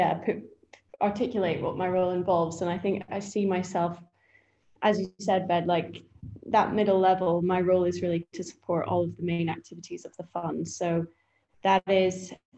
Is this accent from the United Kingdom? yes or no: yes; Scotland, United Kingdom; moved away as an adult; also born or lived in Edinburgh / Berlin, Germany; now in London, United Kingdom; I grew up in Scotland